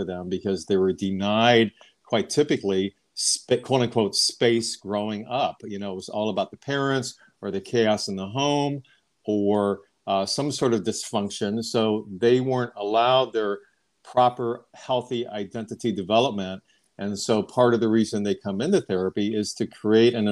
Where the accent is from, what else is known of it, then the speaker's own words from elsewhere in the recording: Ohio, United States; moved away as an adult; now in Long Beach, United States; I grew up in Ohio and I received my bachelor's of education back in Ohio. And then I moved out west to California, where I'm at now.